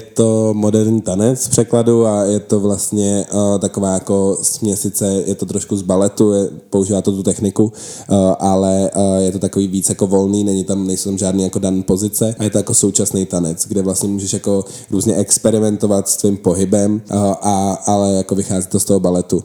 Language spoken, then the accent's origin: Czech; Czechia; my jsme Češi